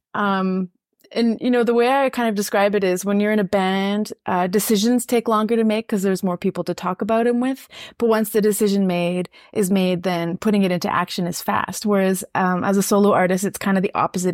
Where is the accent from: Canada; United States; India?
Canada; Saskatchewan; I'm francophone, but I grew up in Saskatchewan